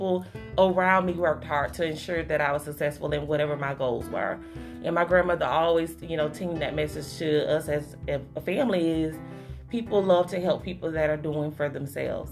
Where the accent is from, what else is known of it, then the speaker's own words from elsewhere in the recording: Hawthorne, Florida, United States; also born or lived in Tallahassee, Florida; I'm right here from Hawthorne. I went to Shell Elementary. I went to Hawthorne High School before taking that jump over to Tallahassee